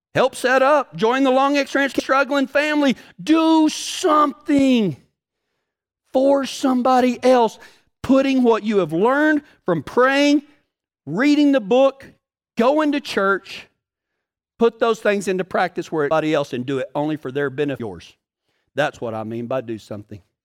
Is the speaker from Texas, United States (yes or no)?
yes; Texas, United States; I'm from Texas